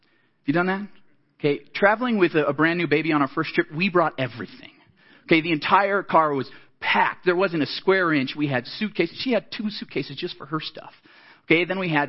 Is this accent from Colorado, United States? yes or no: yes; Colorado Springs, Colorado, United States; I grew up in Colorado Springs, just south of here